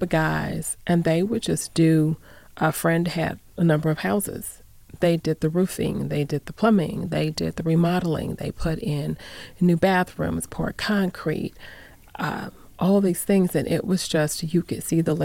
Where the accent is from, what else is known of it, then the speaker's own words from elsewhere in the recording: Phoenix, Arizona, United States; now in Las Vegas, United States; I'm from Phoenix. I grew up in Phoenix. I was born in Northern Arizona. I grew up in Phoenix. I've been here for about 30 years